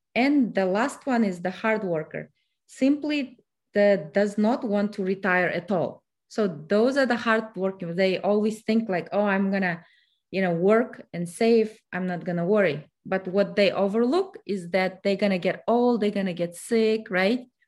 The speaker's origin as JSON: {"language": "English", "country": "Kazakhstan", "second_language": "English", "moved": "as an adult", "lives_now": "United States", "said": "I am originally from Kazakhstan, so I came to United States in two thousand six. English is my third self-taught language."}